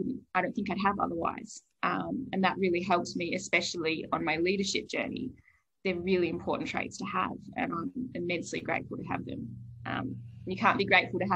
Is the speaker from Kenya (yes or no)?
no; Bunbury, Western Australia, Australia; I was raised in Bunbury in Western Australia